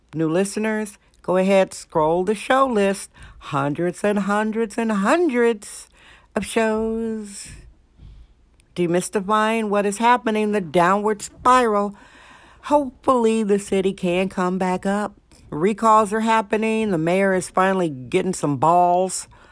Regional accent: Wisconsin, United States; now in San Francisco, United States; Wisconsin, my home state, Wisconsin

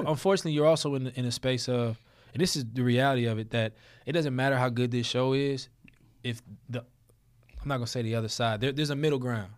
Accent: New Orleans, Louisiana, United States; I'm from New Orleans

